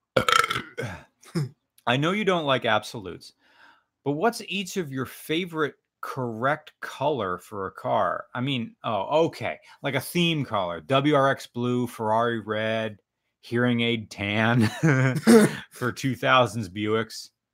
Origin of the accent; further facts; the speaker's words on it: United States; accent: American; sorry for my American accent